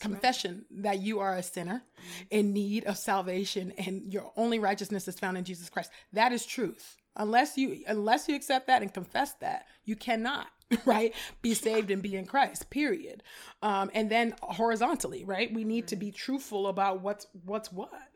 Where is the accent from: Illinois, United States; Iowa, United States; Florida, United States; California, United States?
California, United States; growing up in California and but predominantly white spaces